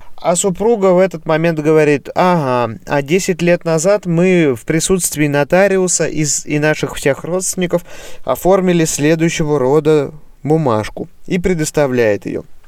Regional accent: Russia; moved away as an adult; also born or lived in Voronezh; now in Germany; в моем родном городе

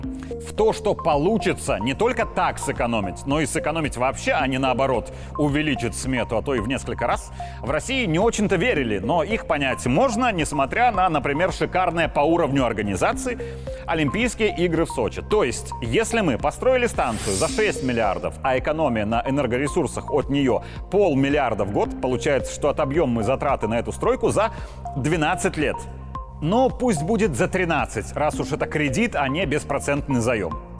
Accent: Belarus

